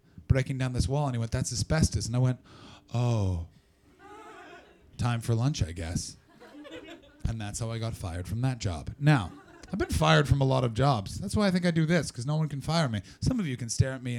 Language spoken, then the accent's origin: English; Canada; I'm from Canada